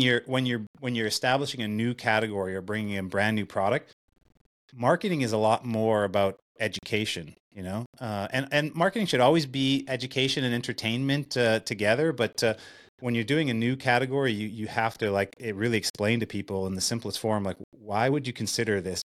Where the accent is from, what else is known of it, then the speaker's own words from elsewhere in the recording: Winnipeg, Manitoba, Canada; in Winnipeg, in, in my hometown